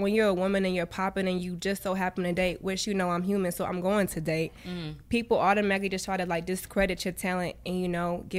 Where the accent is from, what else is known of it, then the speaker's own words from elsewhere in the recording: Hayward, California, United States; also born or lived in Sacramento, California; I grew up in Hayward.